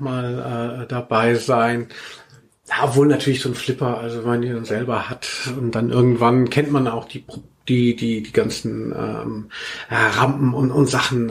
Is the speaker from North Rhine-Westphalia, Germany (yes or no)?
no; Maintal, Hesse, Germany; born or raised there; also born or lived in Cologne; now in Frankfurt, Germany